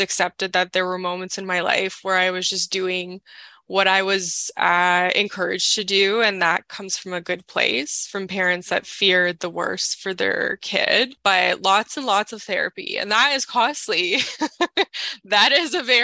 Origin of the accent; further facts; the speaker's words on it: Toronto, Ontario, Canada; I'm 31 and I'm from Toronto